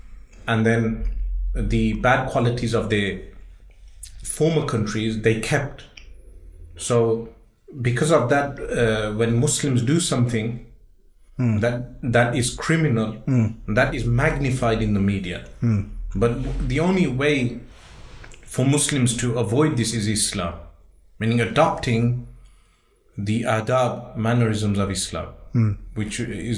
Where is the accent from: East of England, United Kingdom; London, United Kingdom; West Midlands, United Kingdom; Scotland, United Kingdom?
West Midlands, United Kingdom; Birmingham; born and raised in Birmingham.